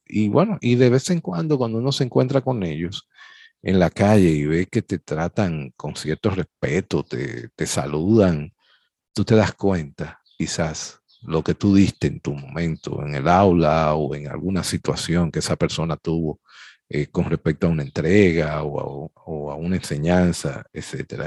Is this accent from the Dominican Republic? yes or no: yes; Dominican Republic; somos especialistas los dominicanos